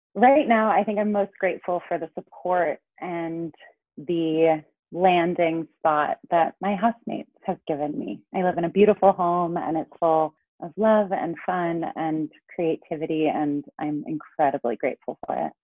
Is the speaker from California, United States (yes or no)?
yes; Los Angeles, California, United States; also born or lived in New York / Santa Cruz; I grew up in Los Angeles.